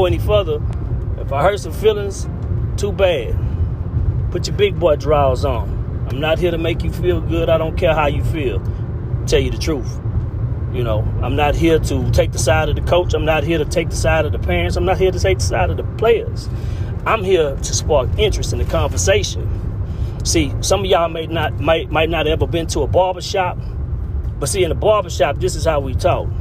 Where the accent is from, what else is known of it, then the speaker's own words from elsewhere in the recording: Houston, Texas, United States; now in Shreveport, United States; I'm from the Houston Gulf Coast area